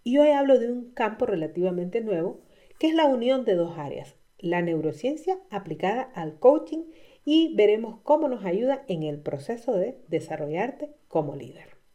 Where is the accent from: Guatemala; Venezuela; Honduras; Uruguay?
Honduras; estaba comenzando mi práctica profesional como coach en Honduras. En mi país